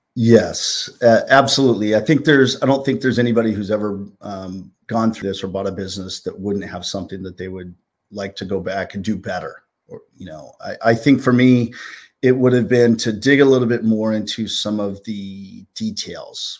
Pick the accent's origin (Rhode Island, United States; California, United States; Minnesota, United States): California, United States; now in New Jersey, United States; some of my friends that I grew up with in California, 'cause I'm a transplant from West Coast to East Coast